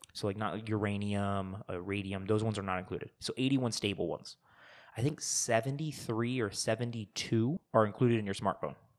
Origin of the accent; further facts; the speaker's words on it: Arizona, United States; we're from Arizona